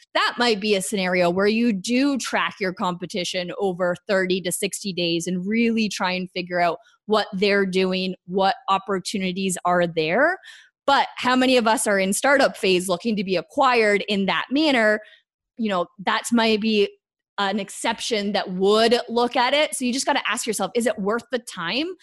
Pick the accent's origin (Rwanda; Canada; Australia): Canada; I'm Canadian